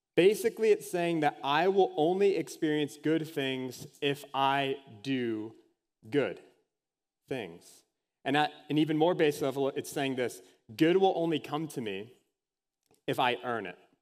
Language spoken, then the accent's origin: English; Anoka, Minnesota, United States; Halloween, capital of the world, if anyone has ever heard me talk about that before, is my hometown.